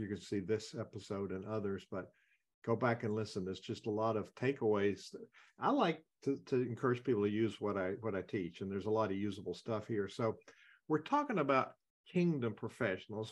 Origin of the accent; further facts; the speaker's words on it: the South, United States; I'm a Southerner